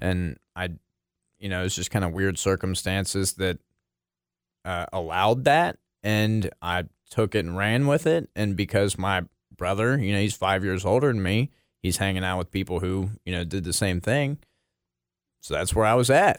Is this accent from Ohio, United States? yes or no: yes; Maineville, Ohio, United States; I grew up in Maineville, Ohio.